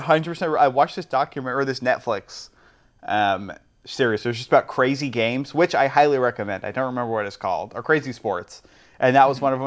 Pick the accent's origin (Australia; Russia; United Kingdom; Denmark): United Kingdom; England; I am an English gentleman